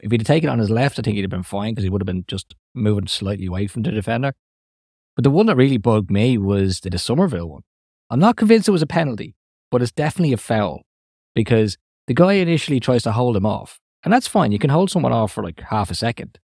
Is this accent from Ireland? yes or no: yes; Ireland; accent: Irish; my Irish accent